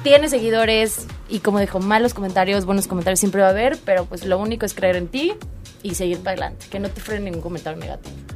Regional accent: Cuernavaca, Morelos, Mexico; soy de aquí de Cuernavaca, Morelos

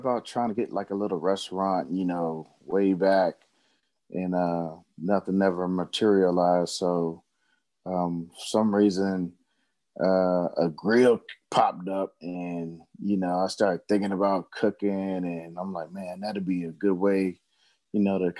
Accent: Fayetteville, North Carolina, United States; also born or lived in Fort Jackson, South Carolina; Actually, I'm from Fort Jackson, South Carolina, but I was kind of raised in Fayetteville, North Carolina, 910-26. Yeah, so, you know, I'm an Army brat. Been moving around most of my life, but when we got to Fayetteville, you know, kind of settled down

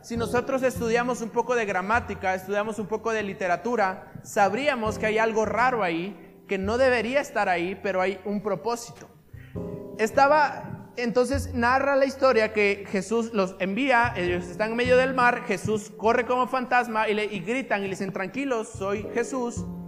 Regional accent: Isla, Veracruz, Mexico; de donde somos nosotros, de Isla

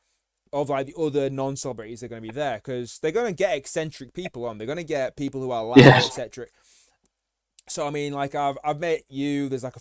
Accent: the north of England, United Kingdom; we're both from the North.

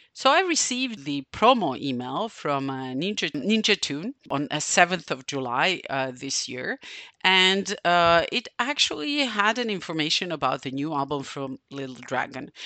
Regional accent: Novi Sad, Vojvodina, Serbia; it's happening in my hometown

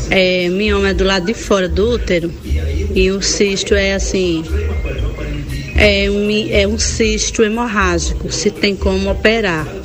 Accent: Saloá, Pernambuco, Brazil; sou da cidade de Saloá, Pernambuco.

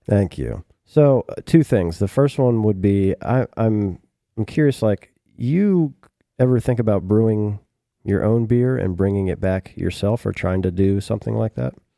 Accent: Maryland, United States; now in Austin, United States; I'm originally from Maryland

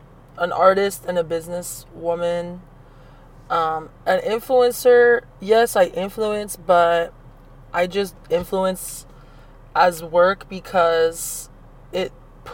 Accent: Orlando, Florida, United States; moved away as an adult; also born or lived in Miami, Florida; now in Los Angeles, United States; I grew up in Orlando, but I've lived more of my life in Miami.

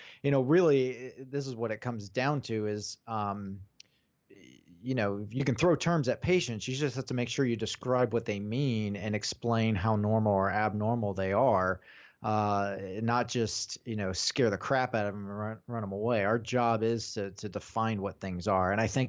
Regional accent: United States; yes, I'm from the United States.

